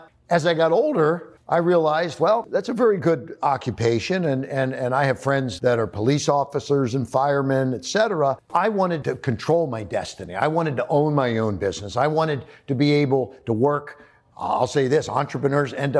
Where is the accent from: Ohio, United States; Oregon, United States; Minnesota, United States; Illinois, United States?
Ohio, United States; Cincinnati; I grew up in Cincinnati, Ohio